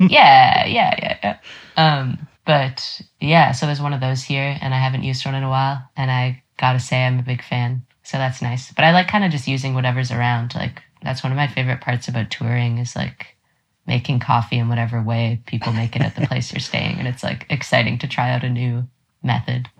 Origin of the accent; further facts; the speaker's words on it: Toronto, Ontario, Canada; also born or lived in Halifax / Montreal; I grew up in Toronto